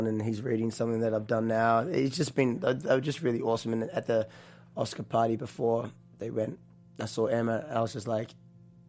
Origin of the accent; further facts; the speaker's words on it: New Zealand; accent: New Zealand; also born or lived in Australia; now in United States; little connection there with New Zealand and my accent